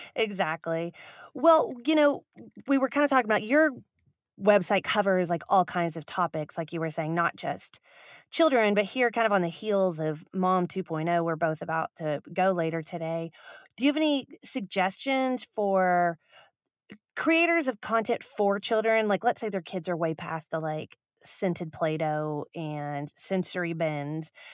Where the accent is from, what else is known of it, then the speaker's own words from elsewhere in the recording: Dallas, Texas, United States; now in Austin, United States; I live in Austin, but I'm from Dallas